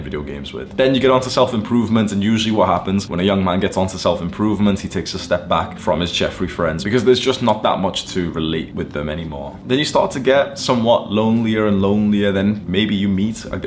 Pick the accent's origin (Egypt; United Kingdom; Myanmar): United Kingdom; Warrington, North West England; moved away as an adult; now in Dubai, United Arab Emirates; when I moved out of my hometown, I lived in Warrington in the UK